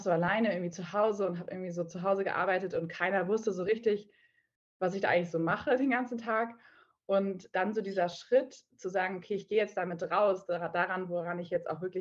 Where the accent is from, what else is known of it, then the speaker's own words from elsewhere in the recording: Hamburg, Germany; ich komme ursprünglich aus Hamburg, also äh, in Nordlicht und war aber zehn Jahre lang äh, so ein bisschen auf der Welt unterwegs, in der Welt unterwegs und bin jetzt wieder zu meinen Wurzeln zurückgekehrt und lebe jetzt auch aktuell wieder in Hamburg